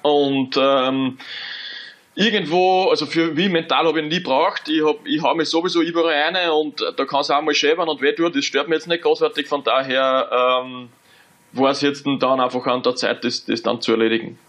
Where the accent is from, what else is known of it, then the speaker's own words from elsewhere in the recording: Austria; moved away as an adult; als Österreicher